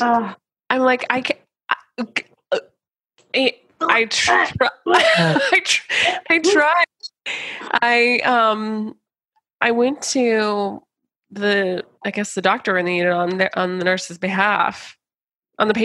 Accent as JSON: {"language": "English", "country": "United States", "said": "as an American"}